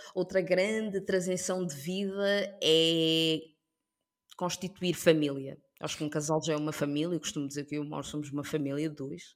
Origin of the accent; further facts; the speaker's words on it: Portugal; also born or lived in Africa; sou portuguesa, mas ao mesmo tempo sou africana